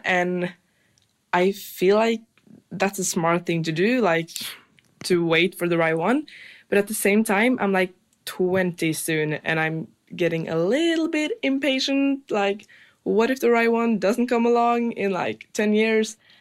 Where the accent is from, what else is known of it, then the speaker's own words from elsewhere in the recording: Norway; I'm from Norway